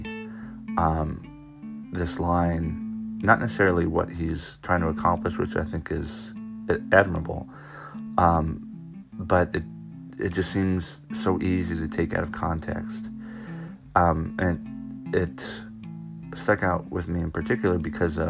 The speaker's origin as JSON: {"language": "English", "area": "Orange County", "region": "California", "country": "United States", "tie": "born or raised there", "moved": "as an adult", "lives_now": "Knoxville, Maryland, United States", "said": "I grew up in Orange County"}